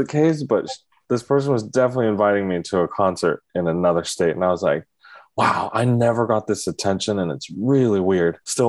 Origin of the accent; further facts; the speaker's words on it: Oregon, United States; I grew up in Oregon, white suburbia, where we weren't seen as attractive.